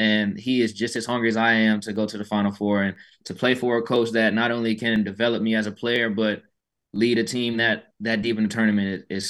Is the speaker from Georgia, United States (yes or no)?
yes; Atlanta, Georgia, United States; moved away as an adult; now in Houston, United States; I'm from Atlanta, and I've lived in Houston these past 4 years.